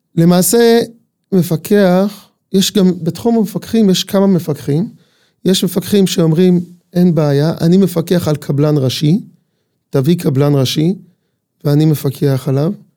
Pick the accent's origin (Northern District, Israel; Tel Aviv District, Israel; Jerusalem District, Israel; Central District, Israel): Northern District, Israel; Ramat Tzvi; אני בן מושב רמת צבי